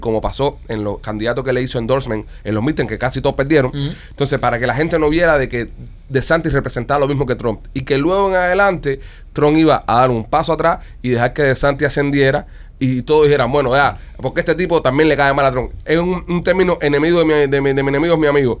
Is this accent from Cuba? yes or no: yes; Cuba; also born or lived in South Florida; now in Florida, United States; somos cinco cubanos